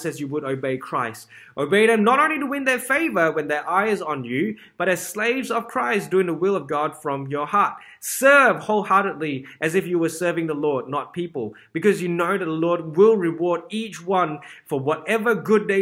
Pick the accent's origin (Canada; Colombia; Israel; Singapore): Singapore; growing up in Singapore